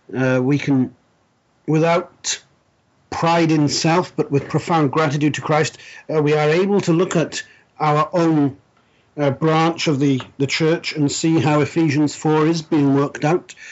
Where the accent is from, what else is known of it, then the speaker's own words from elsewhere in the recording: South Wales, United Kingdom; moved away as an adult; I was uh, born and raised in South Wales, Wales being a principality uh, that makes up the United Kingdom